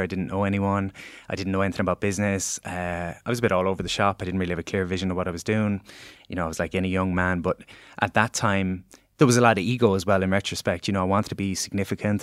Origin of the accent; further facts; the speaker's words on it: Galway, Connacht, Ireland; moved away as an adult; now in Dublin, Ireland; I was this guy from Galway that was moving to Dublin.